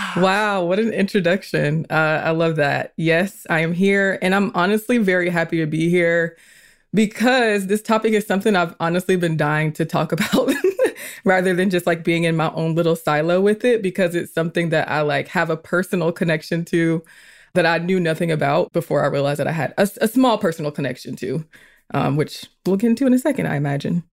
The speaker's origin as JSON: {"language": "English", "town": "Atlanta", "region": "Georgia", "country": "United States", "tie": "born or raised there", "also_born_or_lived": "South Carolina", "said": "I was born in South Carolina, raised in Georgia, so I'm a very Southern girl"}